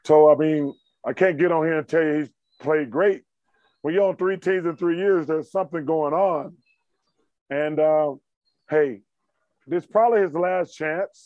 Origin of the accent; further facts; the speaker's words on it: Alabama, United States; growing up in Alabama, we didn't have pro football